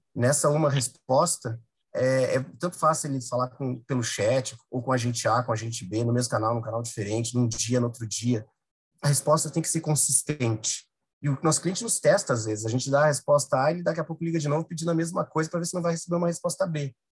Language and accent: Portuguese; Rio Grande do Sul, Brazil; moved away as an adult; Eu sou gaúcho, obviamente, tô, mas já estou aqui há uns 10 anos e eu sei como aí no Sul é, é difícil